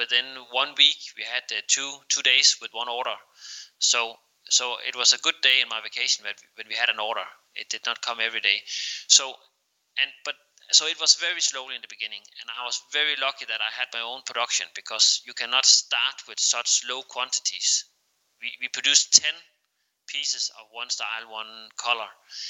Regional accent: Denmark; English is a second language; we are Danish

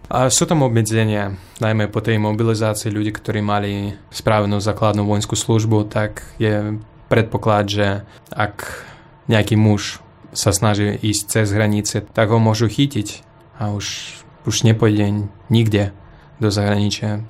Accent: Russia; first language Russian; Slovak is a second language; moved away as an adult; now in Slovakia; ja som sa narodil v Rusku

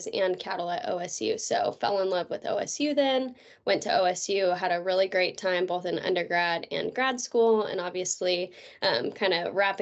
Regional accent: California, United States; moved away as an adult; also born or lived in Oklahoma; now in Missouri, United States; I was born and raised in Denera, California

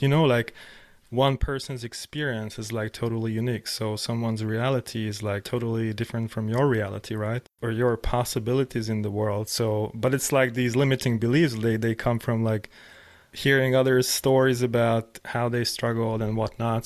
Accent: Hungary; I was growing up in Hungary

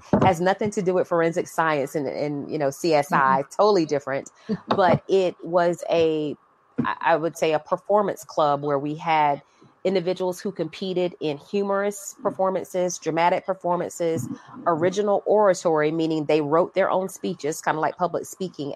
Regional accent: Fayetteville, North Carolina, United States; Fayetteville, North Carolina. Shout out to the homie …. … and I are from the same hometown

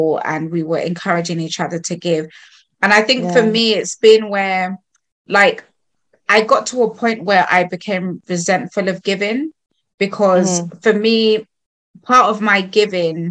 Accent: Sierra Leone; I'm from Sierra Leone and we speak Creole, but it sounds like patois

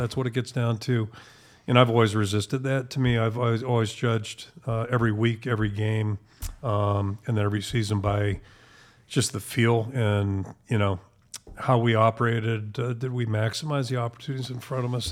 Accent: Pittsburgh, Pennsylvania, United States; moved away as an adult; also born or lived in Maine; now in Iowa City, United States; growing up in Pittsburgh

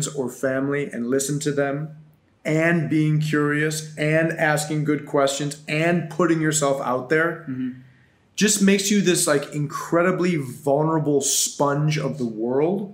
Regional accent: Buffalo, New York, United States; moved away as an adult; now in South Florida, United States; In Buffalo, New York, born and raised.

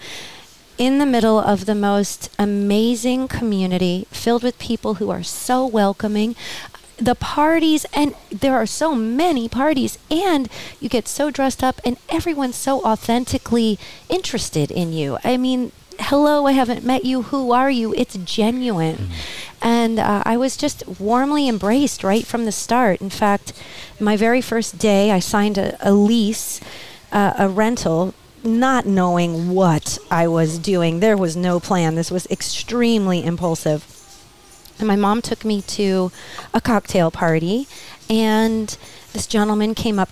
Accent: New Jersey, United States; now in Coachella Valley, United States; We're from New Jersey.

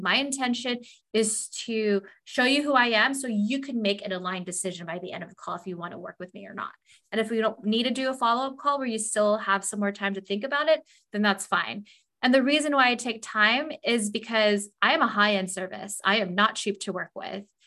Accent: Southern California, United States; moved away as an adult; also born or lived in Los Angeles, California / Des Moines, Iowa / Indiana / Montana

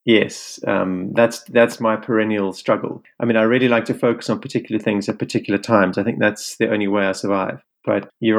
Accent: Cape Town, Western Cape, South Africa; I'm from Cape Town

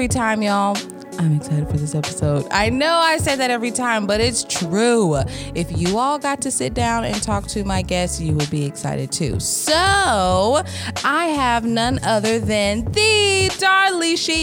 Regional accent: Mississippi, United States; accent: Southern drawl; moved away; I was born in Mississippi

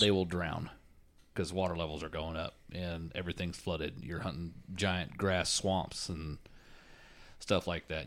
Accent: Florida, United States; I'm from Florida

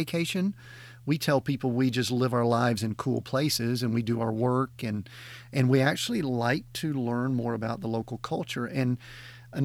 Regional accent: outside Atlanta, Georgia, United States; Yes, we're from Georgia. We're just outside of Atlanta

